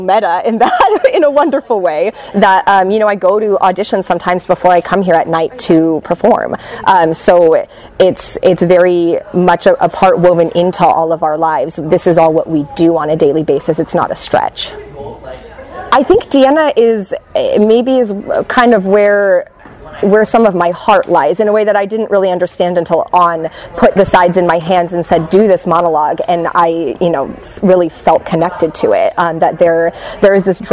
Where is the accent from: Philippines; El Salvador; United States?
United States; San Francisco, California; now in Los Angeles, United States; I grew up in the San Francisco area